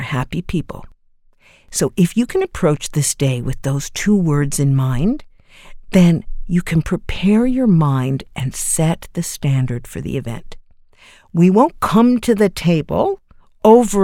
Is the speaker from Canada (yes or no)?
yes; Canada; as a Canadian